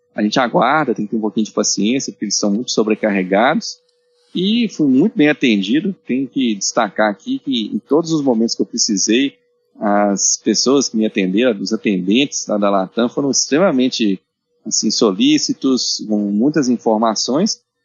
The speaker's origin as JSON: {"language": "Portuguese", "region": "Minas Gerais", "country": "Brazil", "said": "nós somos mineiros."}